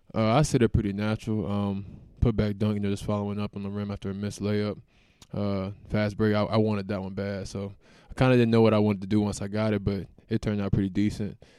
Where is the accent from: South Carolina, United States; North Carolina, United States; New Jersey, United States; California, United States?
North Carolina, United States; Raleigh; now in Nebraska, United States; I'm from North Carolina. Raleigh, to be exact. I mean, we got N C State, uh, U N C, and Duke all within, like, thirty, forty-five minutes from my house. So, I grew up watching the A C C